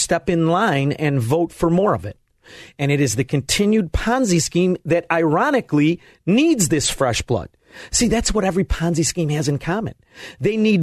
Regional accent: Melrose Park, Illinois, United States; I'm actually from Melrose Park

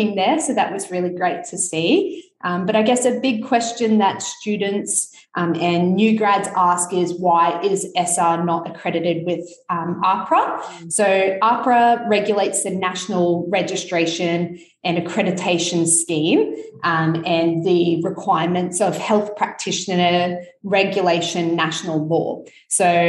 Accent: Sunshine Coast, Queensland, Australia; now in Brisbane, Australia; I grew up and studied on the Sunshine Coast

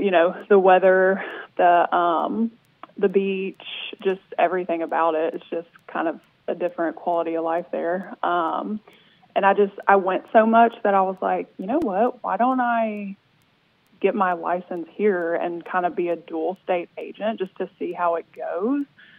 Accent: Memphis, Tennessee, United States; I am born and raised in Memphis, been here pretty much my whole life. So I'm 31. I actually did move to Destin for like 3 or 4 months uh-huh. back in 2016.

